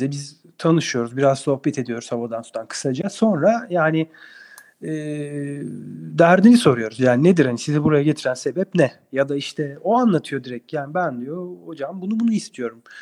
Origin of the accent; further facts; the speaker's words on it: Adana, Turkey; Hayır, Ankara Tıp mezunu Adanalıyım ben.